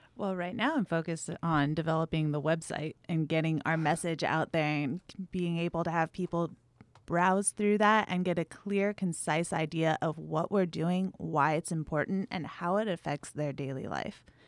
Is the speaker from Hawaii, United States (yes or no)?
yes; Big Island of Hawaii, United States; moved away; I'm from the Big Island of Hawaii, hmm. so we've been ranching cattle there. I think for six generations.